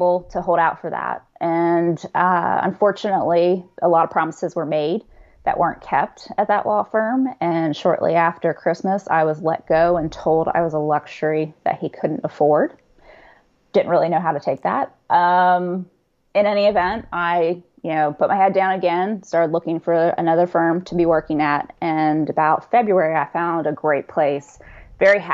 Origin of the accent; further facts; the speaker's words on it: Atlanta, Georgia, United States; born and raised in Atlanta, Georgia. So that's where I've been for a while now